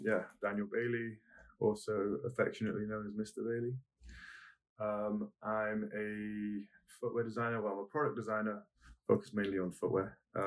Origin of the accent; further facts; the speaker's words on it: Germany; also born or lived in Cyprus / England / America / Crete; I was born in Cyprus. Mm-hmm. My father was a British soldier, and my mum's German. And so while they were stationed in Cyprus, my mum popped me out over there, and then we moved to army camps all over the place. So raised in Germany